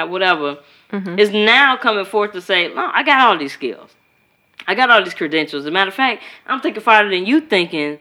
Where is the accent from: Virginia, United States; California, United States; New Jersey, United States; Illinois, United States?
Illinois, United States; Chicago; I'm from Chicago